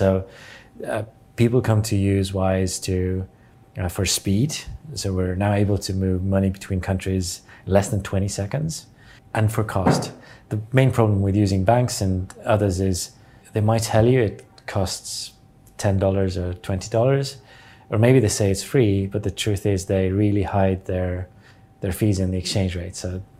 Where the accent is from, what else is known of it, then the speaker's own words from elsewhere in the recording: Estonia; English is a second language; I'm born in the 1980, and I was 9 years old when the Berlin Wall fell, and I was 11 years old when Estonia regained its independence from Soviet Union.